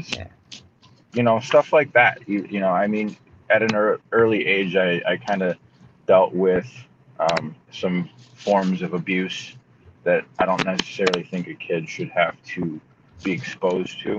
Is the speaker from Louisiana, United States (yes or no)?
no; Holt, Michigan, United States; also born or lived in Lansing, Michigan / Mason, Michigan / Grand Rapids, Michigan / Detroit, Michigan; I was born in Holt, Michigan